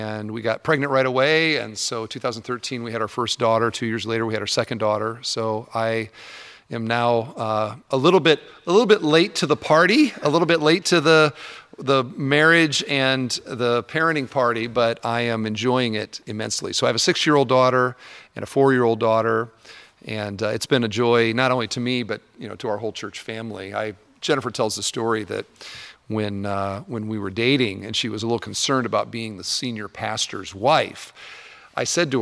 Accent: Cedar Falls, Iowa, United States; I grew up in Cedar Falls, Iowa

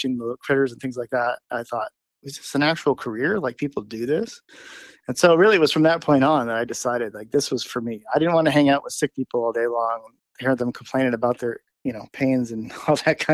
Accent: Los Angeles, California, United States; now in South Dakota, United States; I grew up in Los Angeles in the city

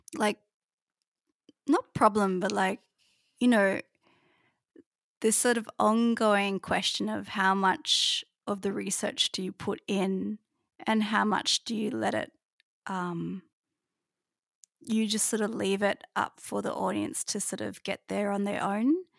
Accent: Kuta, Bali, Indonesia; moved away; where I grew up in Bali, which is, is Kuta

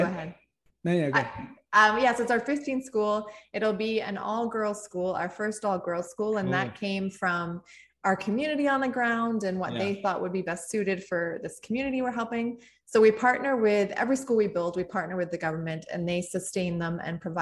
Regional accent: Canada; being Canadian, it started in Canada. I mean, we live in Canada

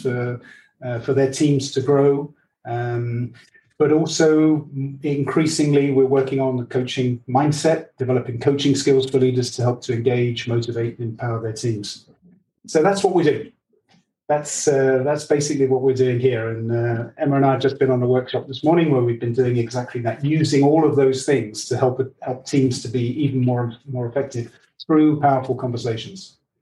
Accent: England, United Kingdom; I I'm English and half Dutch.

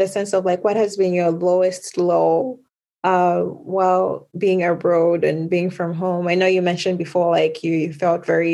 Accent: Zambia; moved away; I'm from Zambia

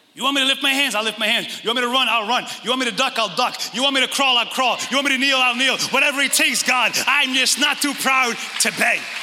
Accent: Northeast, United States; we grew up in the Northeast and we all come from that.

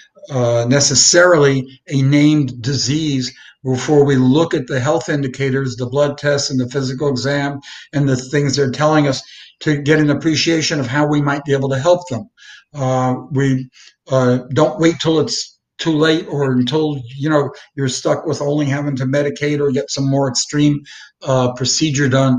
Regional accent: New York City, New York, United States; I grew up in the Brooklyn, Manhattan

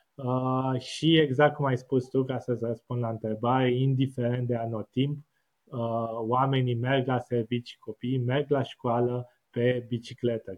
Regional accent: Bucharest, Romania; moved away as an adult; now in Netherlands; eu am crescut la casă în București

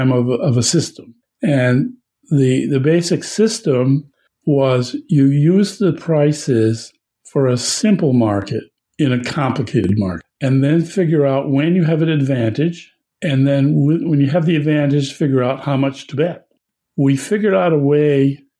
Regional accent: Berkshires, Massachusetts, United States; moved away as an adult; also born or lived in Vancouver, Canada; I grew up near Saratoga Racetrack in the Berkshires of Massachusetts

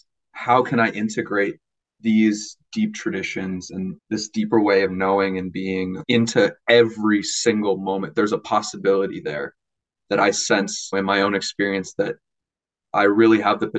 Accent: Minnesota, United States; moved away as an adult; now in Madison, United States; I'm from Minnesota

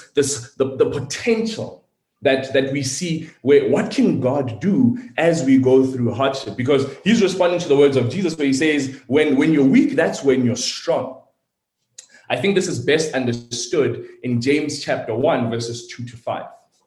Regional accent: South Africa; I'm South African, born and raised

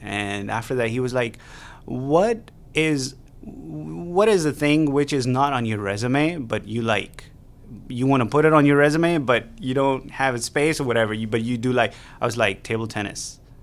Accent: Pakistan; moved away as an adult; now in Beaumont, United States; I am an international student from Pakistan

